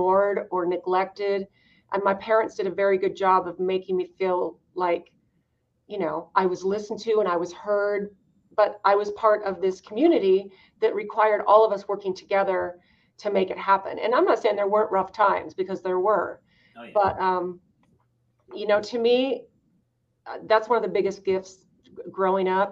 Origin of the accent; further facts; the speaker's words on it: Idaho, United States; I grew up in Idaho